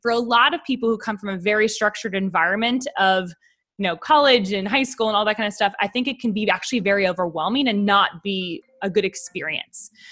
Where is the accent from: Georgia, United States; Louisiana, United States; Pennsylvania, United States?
Pennsylvania, United States; Pittsburgh; moved away as an adult; also born or lived in New York City; now in Nashville, United States; I grew up in Pittsburgh, Pennsylvania